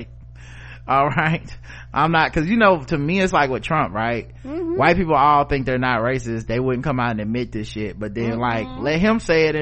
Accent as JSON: {"language": "English", "region": "the South", "country": "United States", "said": "my accent, you know, I'm from the South"}